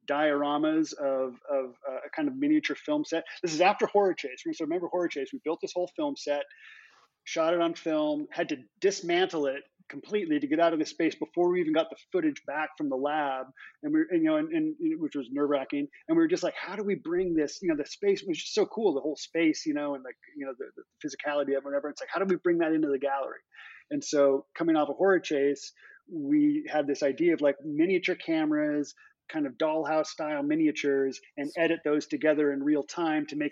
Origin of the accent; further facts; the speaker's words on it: Seattle, Washington, United States; now in New York City, United States; I come from Seattle, which is a wonderful place, beautiful place. But honestly, New York City. I love living in New York City.